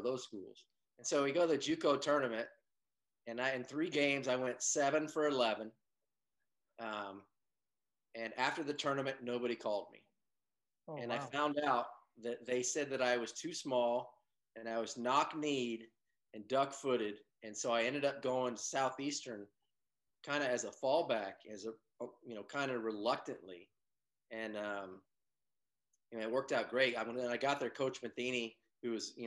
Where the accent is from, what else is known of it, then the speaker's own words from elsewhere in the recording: Bay Area, California, United States; moved away; also born or lived in Oklahoma; growing up in the Bay Area